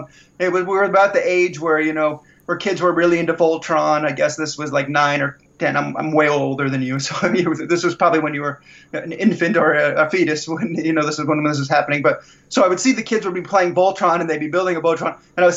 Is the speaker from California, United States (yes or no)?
yes; Los Angeles, California, United States; I grew up in the San Fernando Valley